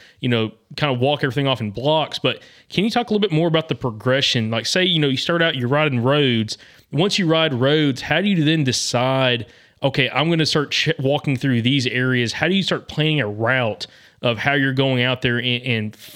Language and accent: English; the South, United States; as a Southerner